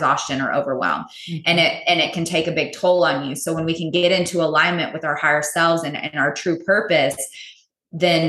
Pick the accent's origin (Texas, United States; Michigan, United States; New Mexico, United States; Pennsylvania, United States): Texas, United States; also born or lived in California; I'm native Texan, born and raised, lived here most of my life.